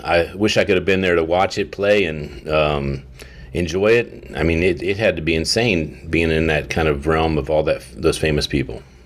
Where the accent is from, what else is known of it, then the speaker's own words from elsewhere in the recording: Warwick, Rhode Island, United States; my home state, where I was born, Warwick, Warwick, Rhode Island